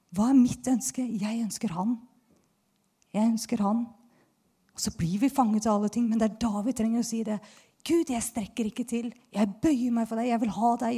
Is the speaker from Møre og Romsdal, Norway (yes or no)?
no; Bærum, Akershus, Norway; Jeg kommer jo fra Bærum, tross alt